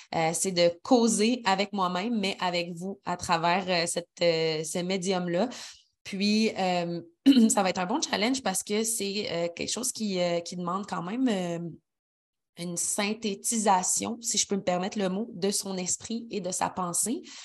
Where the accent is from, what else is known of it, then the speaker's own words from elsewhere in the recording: Quebec City, Quebec, Canada; moved away as an adult; also born or lived in Montreal; now in Sainte-Brigitte-de-Laval, Canada; je suis originaire de Québec, mais j'ai habité toute ma vingtaine et un peu plus euh, à Montréal.